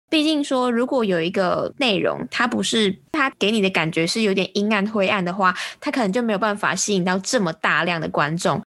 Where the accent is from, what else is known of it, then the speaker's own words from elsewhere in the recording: Taiwan; 那我是台湾人